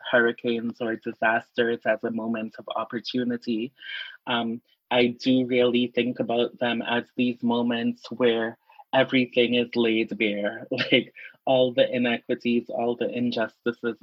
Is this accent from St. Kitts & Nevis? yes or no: yes; St. Kitts & Nevis; now in Minnesota, United States; I grew up in the Caribbean